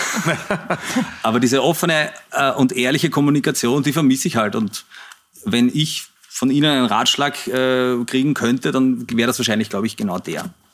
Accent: Vienna, Austria; so bin ich aufgewachsen in der Zeit, wo der äh, Herr Heupel Bürgermeister war. Das ist so, so bin ich irgendwie in, in, dieser Stadt groß geworden

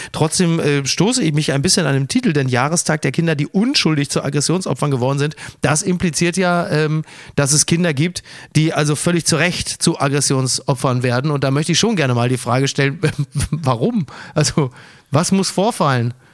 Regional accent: Castrop-Rauxel, North Rhine-Westphalia, Germany; ich komme ja aus der Provinz, aus Castrop Rauxel

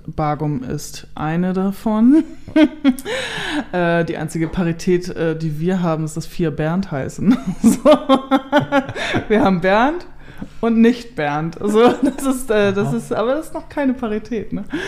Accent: Kellinghusen, Schleswig-Holstein, Germany; moved away as an adult; also born or lived in North Frisia; now in Ostbargum, Germany; ich bin ja in Kellinghusen im Kreis Steinburg aufgewachsen

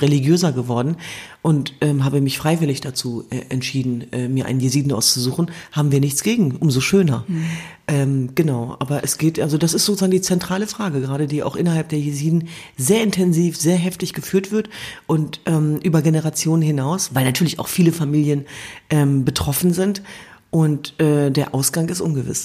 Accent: Germany; in meiner Heimat Deutschland

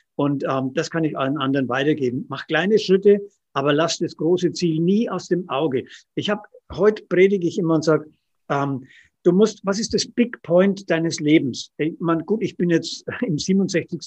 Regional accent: Roth district, Bavaria, Germany; Jetzt komme ich aus Rot Mhm. Oder wir beide aus dem Landkreis Roth

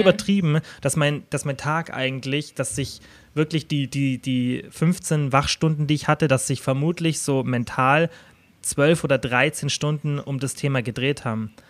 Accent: Kempten, Bavaria, Germany; bei mir zum Beispiel in meiner Heimatstadt Kempten mit den 70.000 Einwohnern

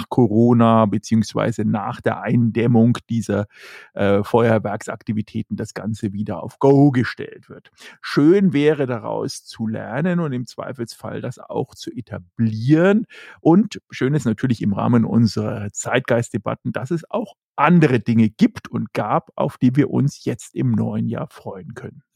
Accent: Germany; wir in Deutschland und in dem Fall auch natürlich als Deutsche

